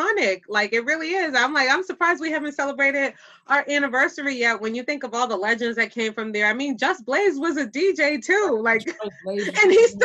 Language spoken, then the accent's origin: English; Boston, Massachusetts, United States; accent: Boston; my Boston accent